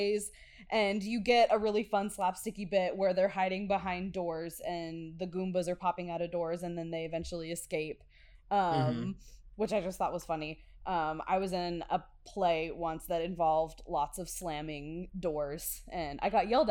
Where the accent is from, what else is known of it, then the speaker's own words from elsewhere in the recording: Midwest, United States; I grew up here in the Midwest